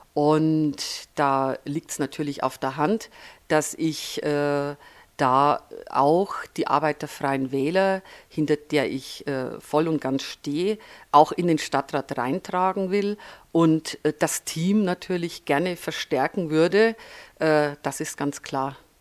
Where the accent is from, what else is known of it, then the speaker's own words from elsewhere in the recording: Franconia, Bavaria, Germany; accent: Franconian; moved away as an adult; also born or lived in Upper Palatinate / Nuremberg; now in Füssen, Germany; ich bin in der Oberpfalz geboren, habe aber meine Schulzeit, meine Studienzeit und auch einen Großteil meiner beruflichen Zeit im Frankenland verbracht. Speziell in Oberfranken und Mittelfranken